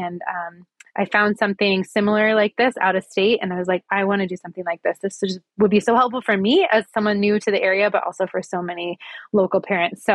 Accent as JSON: {"language": "English", "region": "Midwest", "country": "United States", "tie": "born or raised there", "also_born_or_lived": "Pocatello, Idaho", "moved": "as an adult", "lives_now": "Boise, United States", "said": "I grew up in the Midwest, and we moved to Pocatello actually in 2019 for a job for my husband."}